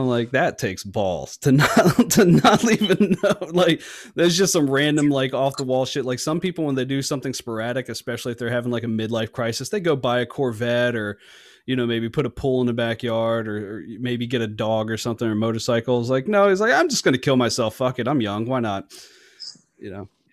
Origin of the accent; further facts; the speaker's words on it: North Carolina, United States; I'm from North Carolina